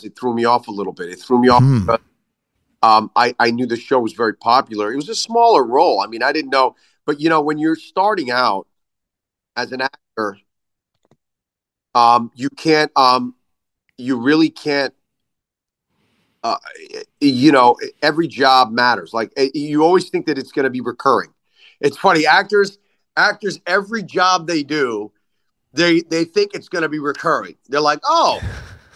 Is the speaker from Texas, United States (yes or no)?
no; Philadelphia, Pennsylvania, United States; also born or lived in New York / Allentown / Bethlehem / Lehigh Valley; now in Los Angeles, United States; I grew up in New York and Philadelphia